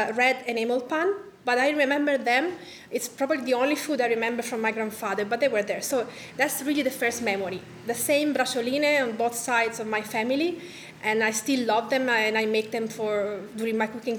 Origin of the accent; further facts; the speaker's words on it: Tuscany, Italy; I was born in Tuscany in the house where my grandmother was born and my father was born. So I didn't travel a lot.